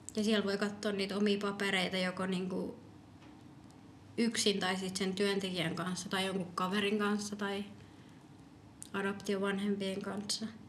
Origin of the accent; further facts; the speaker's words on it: Finland; also born or lived in Medellín, Colombia; mä tulin ihan pienenä